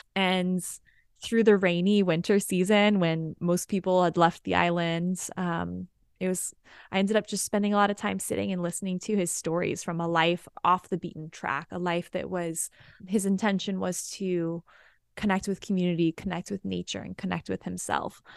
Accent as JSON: {"language": "English", "town": "Austin", "region": "Texas", "country": "United States", "also_born_or_lived": "Hawaii", "said": "I'm from Austin, so I was halfway through my degree in Austin"}